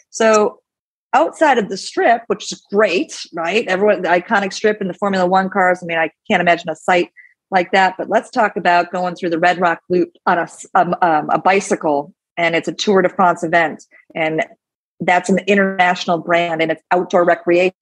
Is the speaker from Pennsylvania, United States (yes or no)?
no; Minnesota, United States; now in Las Vegas, United States; I'm from Minnesota. I grew up a, a sports fan